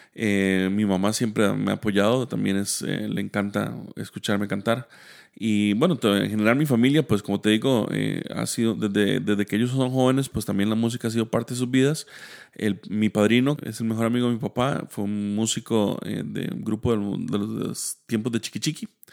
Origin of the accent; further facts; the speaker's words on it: Heredia, Costa Rica; yo soy de Heredia. Eh, toda mi vida, pues, o gran parte de mi vida he vivido en Heredia.